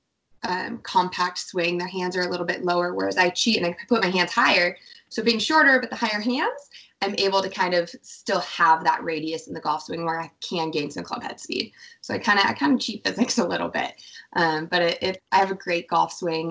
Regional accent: Reno, Nevada, United States; Born and raised in Nevada

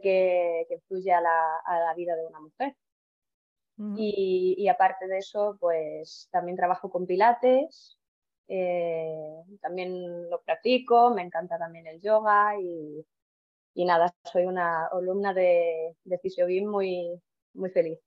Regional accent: Estonia; Spanish is a second language; moved away as an adult; also born or lived in Toledo, Spain; now in Spain; no soy de aquí, soy de Estonia, nacido en Estonia y he venido aquí a España por el amor

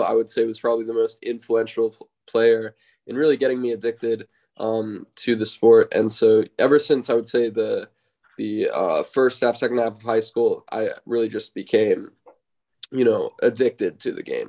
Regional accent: United States; growing up in the United States

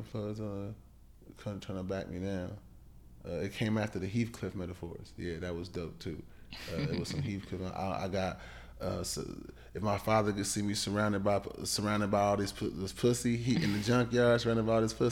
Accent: Ohio, United States; moved away; also born or lived in California; I'm from Ohio.

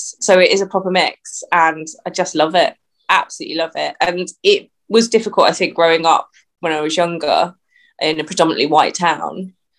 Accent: Hastings, South East England, United Kingdom; now in Luton, United Kingdom; So yeah, I'm originally born in Hastings on the south coast of England. My mum's Malaysian. My dad's white British. Good mix and of cultures and identities.

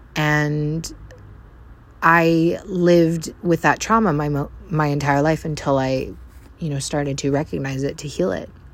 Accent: Vancouver Island, British Columbia, Canada; moved away as an adult; also born or lived in North America; I am from Vancouver Island, Canada.

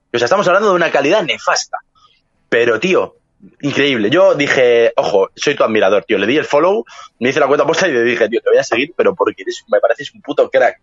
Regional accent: Madrid, Community of Madrid, Spain; yo soy de Madrid, España

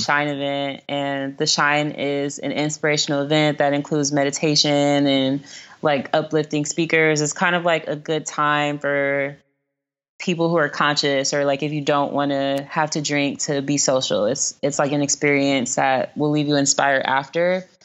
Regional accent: Los Angeles, California, United States; I'm from South Central, um, so I have lived in areas across Los Angeles, but the first house that I lived in and the first elementary school that I went to, um, were in the western area

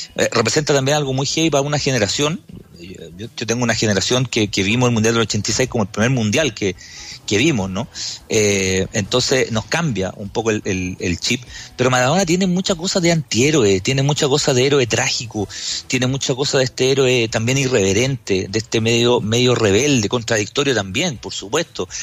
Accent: Chile

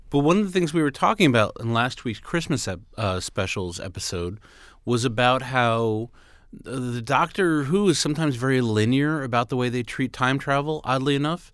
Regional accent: New York City, New York, United States; everybody I grew up in around in Queens, New York City

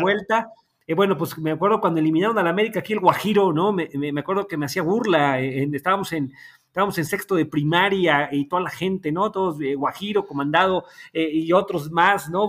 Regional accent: Puebla, Mexico; moved away as an adult; also born or lived in Mexico City; regresé a la ciudad de Puebla

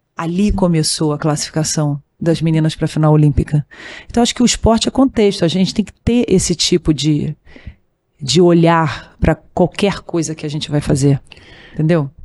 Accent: Rio de Janeiro, Brazil; eu sou do Rio de Janeiro, que é no Brasil

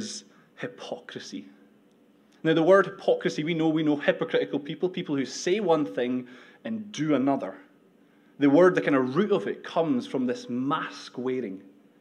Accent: United Kingdom; also born or lived in Edinburgh; We're British

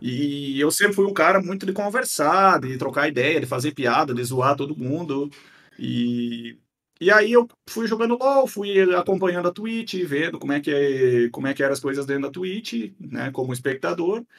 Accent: Guarujá do Sul, Santa Catarina, Brazil; Nascido e criado aqui

